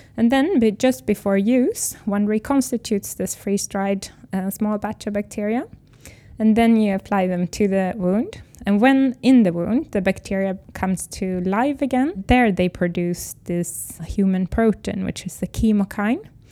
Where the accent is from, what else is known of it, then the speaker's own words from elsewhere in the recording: Sweden; English is a second language; I'm from Sweden